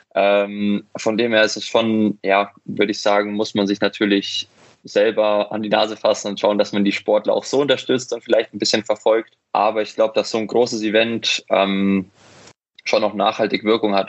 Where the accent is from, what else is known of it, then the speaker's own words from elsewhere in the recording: near Munich, Bavaria, Germany; bin ja aufgewachsen in der Nähe von München